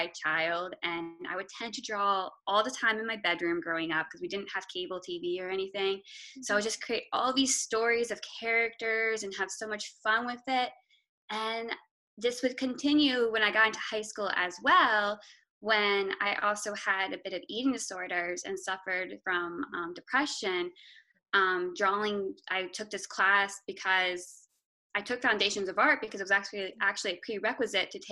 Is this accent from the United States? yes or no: yes; Maryland, United States; also born or lived in Savannah, Georgia / Augusta, Georgia; I am an illustrator from Maryland